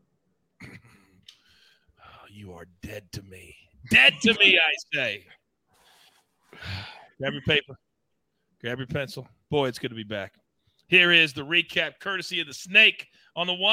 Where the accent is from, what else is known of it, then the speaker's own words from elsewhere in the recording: United States; as an American